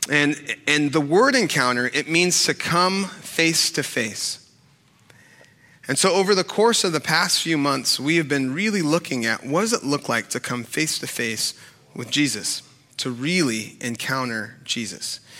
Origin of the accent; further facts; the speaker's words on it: Sacramento, California, United States; I, grew up in Sacramento, and and growing up in Sacramento, after um, like football games and baseball games or basketball games, um, we would always go to Taco Bell